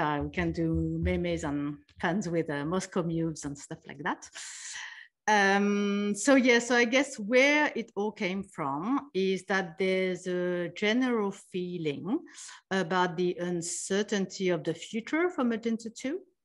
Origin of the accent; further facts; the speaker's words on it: France; moved away as an adult; also born or lived in New York, United States / Taiwan / Sydney, Australia / Zurich, Switzerland; I was born in France, and, uh, I grew up there